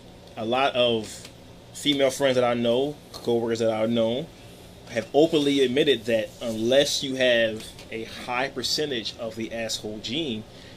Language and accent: English; Philadelphia, Pennsylvania, United States; especially in my hometown of Philadelphia